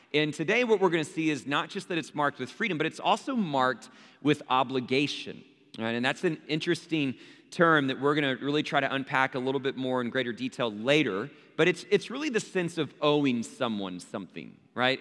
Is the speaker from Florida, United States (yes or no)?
no; Abilene, Texas, United States; growing up in Abilene, Texas, where there's a church on every street corner